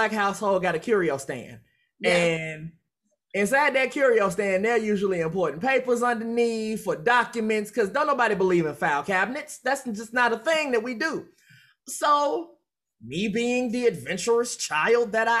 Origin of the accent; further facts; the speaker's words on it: Chicago, Illinois, United States; growing up in Chicago